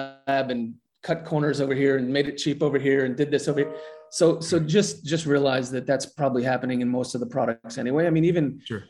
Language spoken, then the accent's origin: English; New Jersey, United States; I grew up in South Jersey